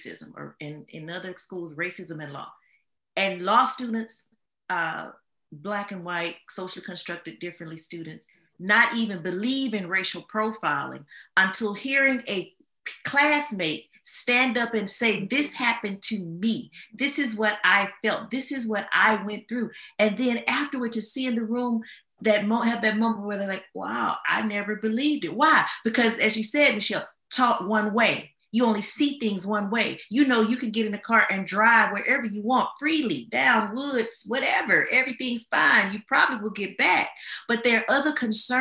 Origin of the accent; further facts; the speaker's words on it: Louisiana, United States; I'm from Louisiana.